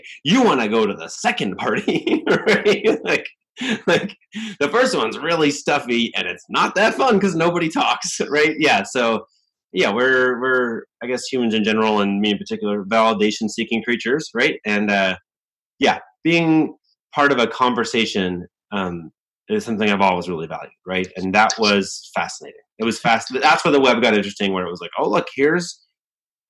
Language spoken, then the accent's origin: English; Newberg, Oregon, United States; also born or lived in England; I was born in England, and my dad was a doctor, and there was a shortage of doctors in the US. So they recruited doctors from overseas with green cards. And so we were one of these families that in the mid 70s moved from England to a little town outside Portland, Oregon called Newburgh